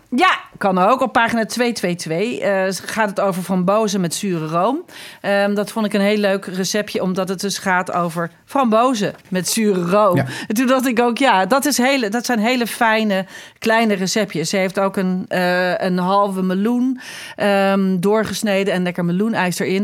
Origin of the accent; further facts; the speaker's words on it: Netherlands; wij als Nederlanders